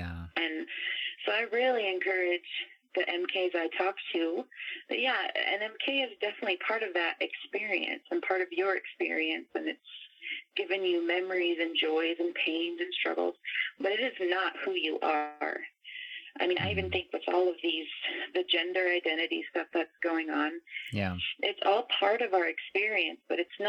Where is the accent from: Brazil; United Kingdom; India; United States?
Brazil; moved away; it'll come out eventually that I grew up in Brazil, but it's not really what I lead with anymore.